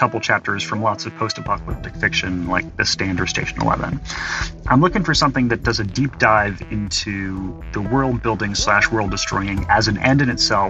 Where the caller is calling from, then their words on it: Chicago, Illinois, United States; I'm calling from Chicago.